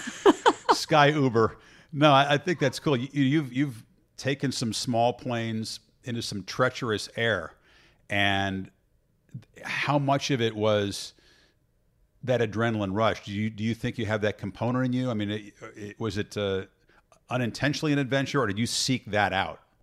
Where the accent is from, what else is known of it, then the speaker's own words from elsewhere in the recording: Illinois, United States; I grew up in Illinois